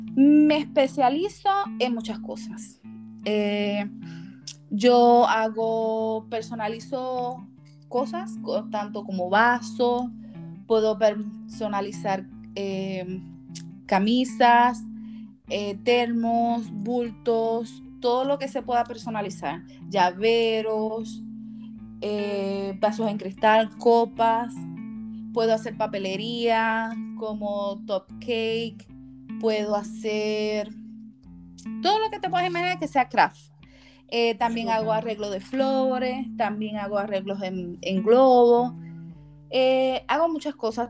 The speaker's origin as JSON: {"language": "Spanish", "country": "Puerto Rico", "moved": "as an adult", "lives_now": "United States", "said": "Como puertorriqueña que soy"}